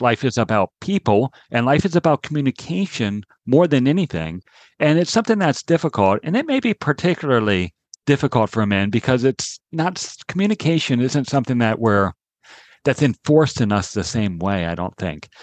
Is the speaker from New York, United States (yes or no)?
no; Maryland, United States; I grew up in Maryland